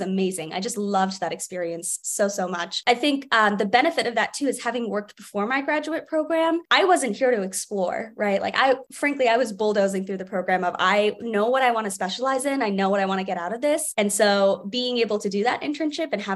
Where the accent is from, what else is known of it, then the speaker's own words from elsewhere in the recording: New Jersey, United States; now in Boston, United States; I was always that little nerd at the Camden Aquarium growing up in New Jersey